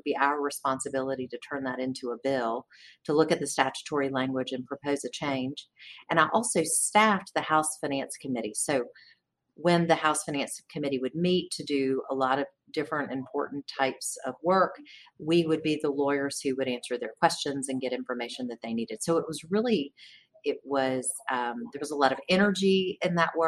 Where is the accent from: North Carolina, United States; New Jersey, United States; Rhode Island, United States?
North Carolina, United States; Gaston County; also born or lived in Charlotte, North Carolina; now in Raleigh, United States; I grew up in Gaston County, which is right beside Charlotte